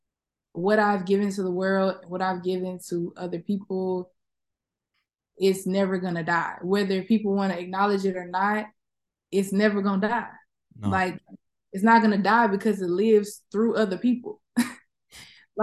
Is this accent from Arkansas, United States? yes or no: yes; Little Rock, Arkansas, United States; moved away; also born or lived in Atlanta, Georgia / Houston, Texas; growing up in the South, living in the South, and having, you know, the Southern experience, whether it's me living in Little Rock, me living in Atlanta, me living in Houston